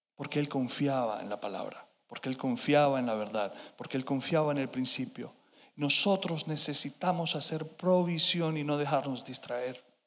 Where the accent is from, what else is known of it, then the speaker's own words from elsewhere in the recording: Colombia; como hispanos, como colombianos